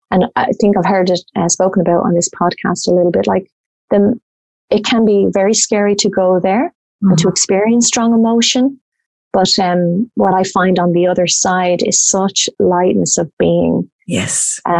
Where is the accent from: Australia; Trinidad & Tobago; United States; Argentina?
Australia; Obviously, I'm Irish Australian